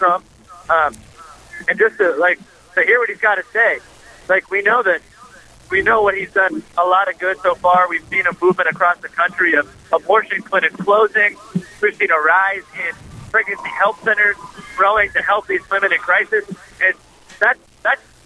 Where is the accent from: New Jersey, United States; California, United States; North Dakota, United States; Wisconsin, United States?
North Dakota, United States; Bismarck; moved away; I'm originally from Bismarck, North Dakota